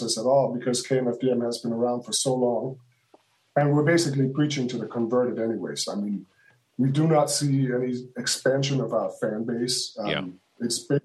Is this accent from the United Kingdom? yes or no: no; Hamburg, Germany; I grew up in Hamburg, Germany